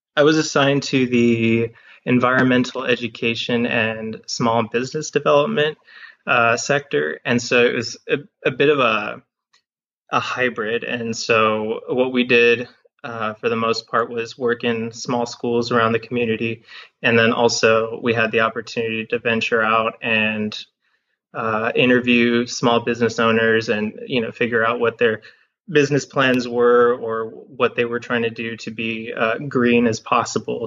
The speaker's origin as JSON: {"language": "English", "town": "Harlingen", "region": "Texas", "country": "United States", "tie": "born or raised there", "also_born_or_lived": "Evanston, Illinois / Austin, Texas", "moved": "as an adult", "said": "my hometown is Harlingen, and uh, that's in the lower valley of Texas. I grew up there"}